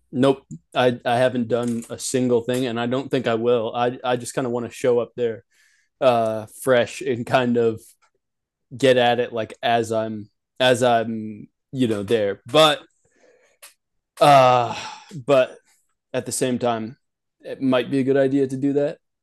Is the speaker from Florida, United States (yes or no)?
no; Nashville, Tennessee, United States; also born or lived in Kingston, Ontario, Canada / Oregon; I was born in Canada, um, the, in, uh, in Kingston, Ontario, you know, lived there until I was about five or six. Moved down to Nashville, Tennessee, um, you know, uh, lived there until about eighteen